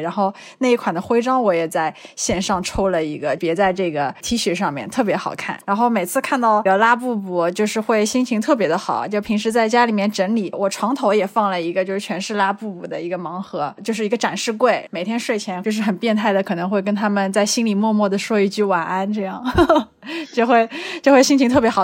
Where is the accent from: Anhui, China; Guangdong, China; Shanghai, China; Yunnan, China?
Shanghai, China; 我来自上海，曾经是一名葡萄酒讲师